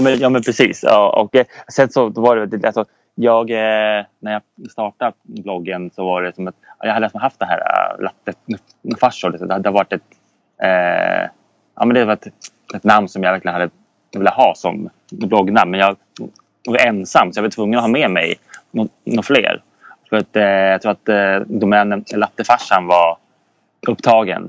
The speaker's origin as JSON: {"language": "Swedish", "town": "Södertälje", "region": "Stockholm County", "country": "Sweden", "tie": "born or raised there", "moved": "as an adult", "lives_now": "Umeå, Sweden", "said": "uppväxt i Södertälje"}